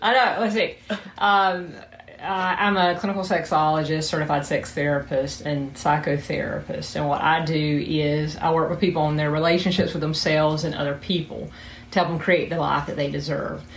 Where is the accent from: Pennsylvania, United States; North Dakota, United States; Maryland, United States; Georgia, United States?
Georgia, United States; South; accent: southern; moved away as an adult; now in Huntington Beach, United States; I'm from Georgia particularly South Georgia, where is the accents from